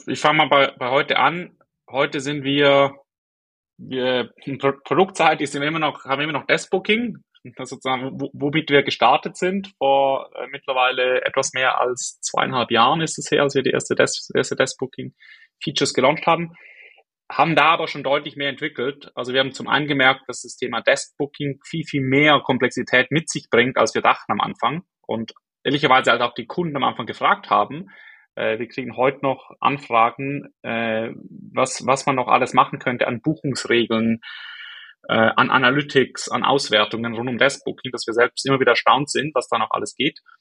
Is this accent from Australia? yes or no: no; Switzerland; accent: Swiss; moved away; bin aus der Schweiz ursprünglich, wie man glaube ich hört, an meinem Akzent